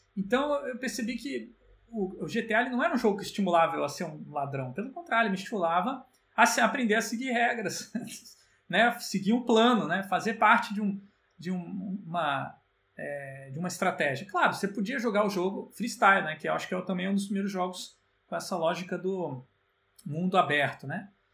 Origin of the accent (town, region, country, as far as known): Brazil